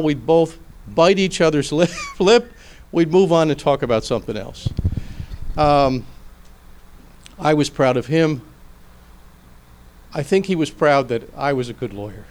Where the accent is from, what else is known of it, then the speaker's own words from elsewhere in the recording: Philadelphia, Pennsylvania, United States; I come from Philadelphia